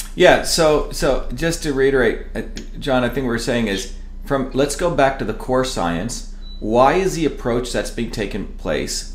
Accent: United States; also born or lived in India; I've been here since I was a kid, seven year old kid

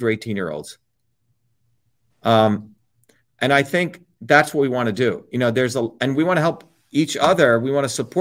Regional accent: India; moved away; When I was growing up in India

